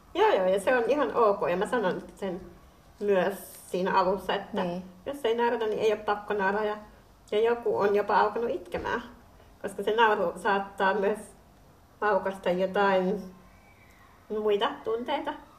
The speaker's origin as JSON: {"language": "Finnish", "country": "Finland", "said": "olen kotoisin Suomesta"}